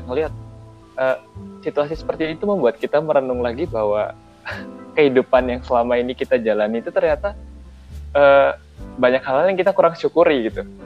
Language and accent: Indonesian; Yogyakarta, Special Region of Yogyakarta, Indonesia; aku orang Jogja nggak kebiasa pakai bahasa gaul